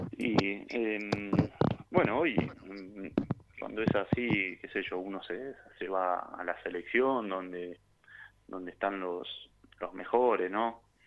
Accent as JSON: {"language": "Spanish", "town": "Santa Eufemia", "region": "Córdoba", "country": "Argentina", "tie": "born or raised there", "also_born_or_lived": "Rosario", "moved": "yes", "said": "yo soy de un pueblito Santa Eufemia, provincia de Córdoba, un pueblo muy chiquito al sur de Córdoba"}